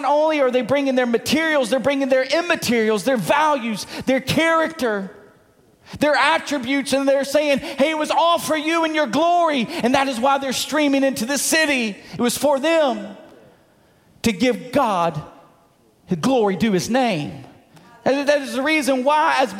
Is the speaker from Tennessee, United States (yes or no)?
yes; Munford, Tennessee, United States; Now, I come from Mumford, Tennessee. Where's Mumford? Well, outside of Memphis, rural. I grew up on a dirt road.